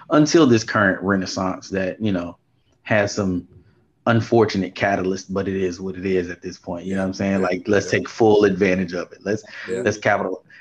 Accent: New Orleans, Louisiana, United States; born there; also born or lived in Houston; I was born in New Orleans and spent most of my summers back and forth between Houston and New Orleans.

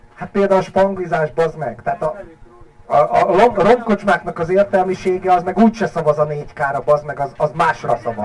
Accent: Hungary; De én magyar vagyok

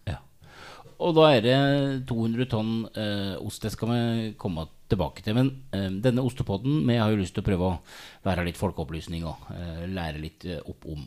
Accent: Hole, Buskerud, Norway; står jo litt i en lokal matbutikk hjemme i Hole, da, og selger ost om sommeren

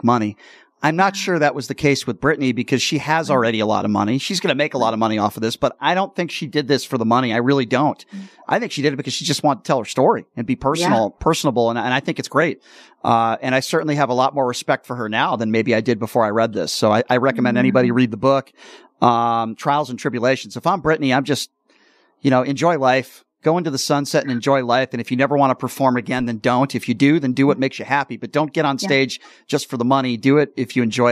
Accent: East Coast, United States; now in Las Vegas, United States; I grew up on the East Coast where it was always cold and crappy in the wintertime. But here in Vegas

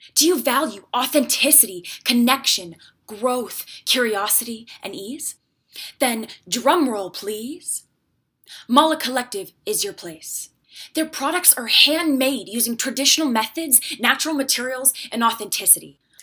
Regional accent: Leamington, Ontario, Canada; I was born in Leamington, Ontario

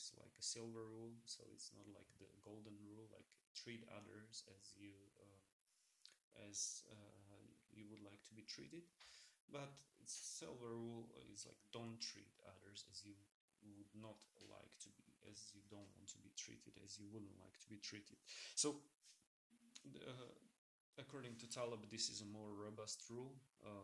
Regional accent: Slovakia; I come from Slovakia. It's also a small country.

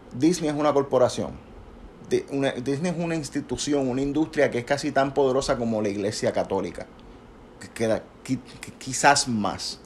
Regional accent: Puerto Rico; nosotros somos puertorriqueños, nosotros hablamos como hablamos

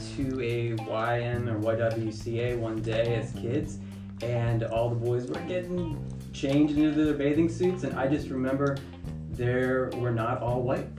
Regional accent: Milford, Ohio, United States; also born or lived in near Chicago, Illinois; I was raised in Cincinnati, born near Chicago.

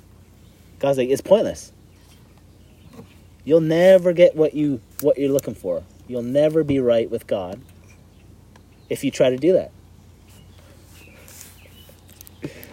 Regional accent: Canada; we're Canadian

